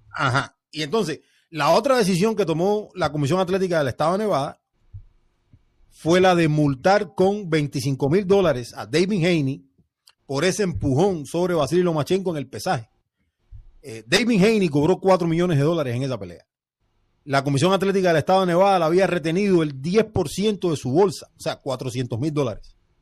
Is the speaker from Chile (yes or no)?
no; Cuba; a mí como cubano